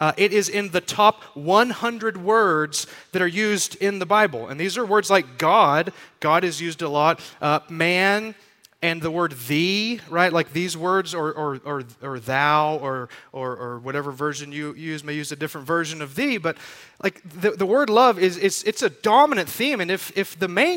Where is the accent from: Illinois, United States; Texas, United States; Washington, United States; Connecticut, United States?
Texas, United States; we're from Texas